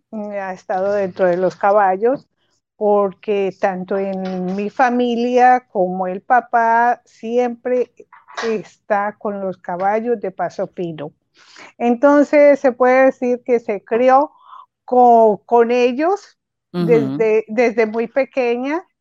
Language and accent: Spanish; Antioquia, Colombia; Ah, yo soy colombiana, soy de, Antioquia.